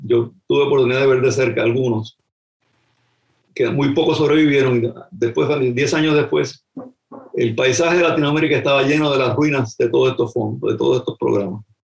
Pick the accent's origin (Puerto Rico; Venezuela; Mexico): Puerto Rico; moved away as an adult; haber nacido allí